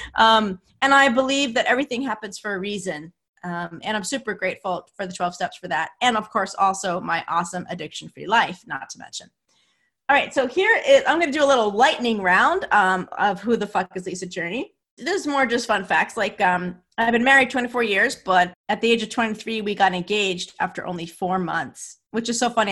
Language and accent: English; New Jersey, United States; I'm from New Jersey, and my parents are from Brooklyn